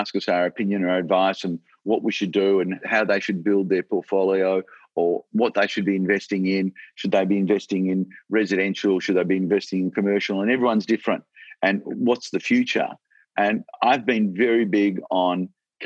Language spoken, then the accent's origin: English; Australia; I'm so proud that I'm an Australian, and I'm so proud to be in this country